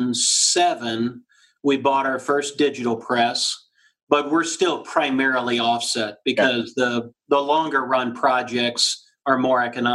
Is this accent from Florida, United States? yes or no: yes; Florida, United States; moved away as an adult; now in Columbus, United States; I grew up in Florida